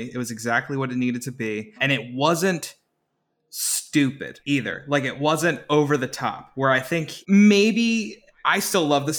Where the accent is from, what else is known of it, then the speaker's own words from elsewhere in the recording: Holliston, Massachusetts, United States; growing up in Adam's hometown of Holliston, basically.